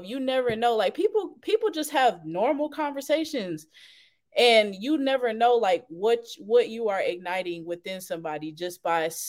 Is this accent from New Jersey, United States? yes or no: no; Fayetteville, North Carolina, United States; also born or lived in Charlotte, North Carolina; my hometown, Fayetteville